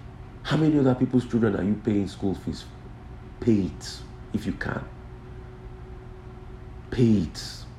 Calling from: Bolgatanga, Upper East, Ghana; I'm watching you from Balantaga, Upper East Region in Ghana.

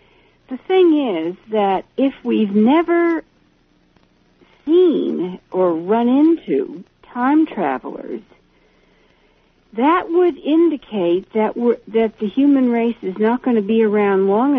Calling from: East Coast, United States; Yeah, I'm not actually the Rockies. I'm calling from the East Coast.

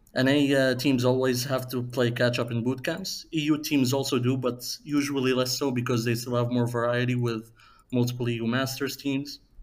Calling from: Aveiro, Portugal; I'm calling from uh, Aveiro, Portugal

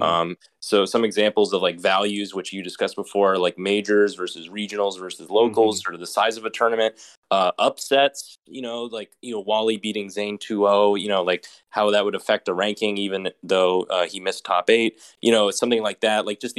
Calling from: Southern California, United States; I'm calling in from Southern California.

